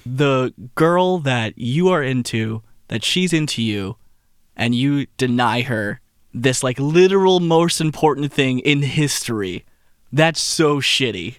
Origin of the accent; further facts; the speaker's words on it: Texas, United States; I'm from Texas.